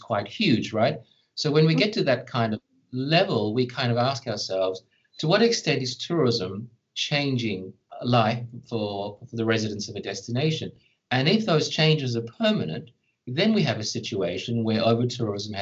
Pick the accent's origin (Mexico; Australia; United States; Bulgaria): Australia; as an Australian